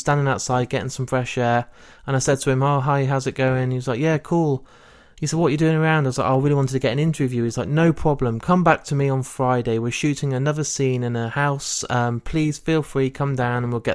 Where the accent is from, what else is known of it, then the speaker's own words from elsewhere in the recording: Leicester, East Midlands, United Kingdom; my hometown of Leicester